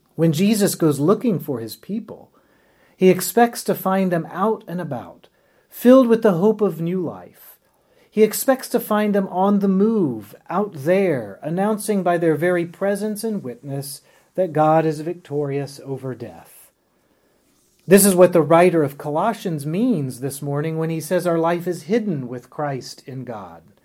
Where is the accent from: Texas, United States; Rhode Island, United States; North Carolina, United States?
North Carolina, United States; Winston-Salem; now in Richmond, United States; my hometown of Winston-Salem, North Carolina